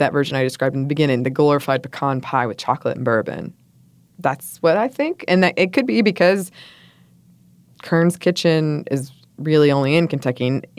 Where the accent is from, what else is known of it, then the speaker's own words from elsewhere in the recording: Montreal, Quebec, Canada; first language English; my first language is English, but I'm from Montreal, so I speak French.